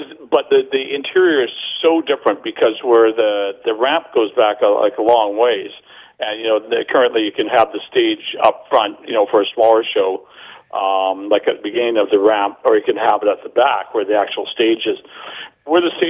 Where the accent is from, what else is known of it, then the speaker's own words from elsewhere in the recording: Burnaby, British Columbia, Canada; also born or lived in Vancouver; I grew up in Burnaby, but we moved down to the Lower East Side